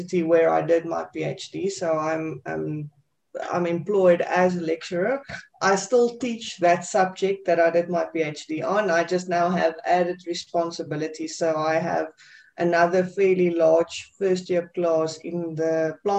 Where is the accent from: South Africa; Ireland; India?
South Africa; from South Africa